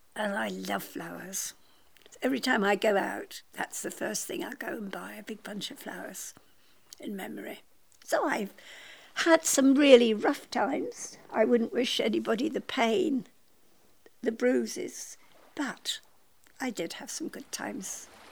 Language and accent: English; Scotland, United Kingdom; I was born in Scotland